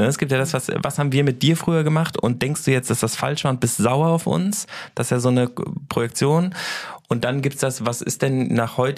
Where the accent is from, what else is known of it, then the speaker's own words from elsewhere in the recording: Hamburg, Germany; ich bin in Hamburg geboren.